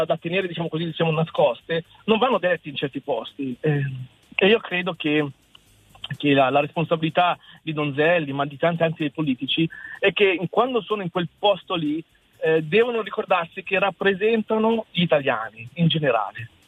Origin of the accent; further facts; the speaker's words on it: Italy; Io ci tengo il mio paese, io ci tengo il mio paese Italia.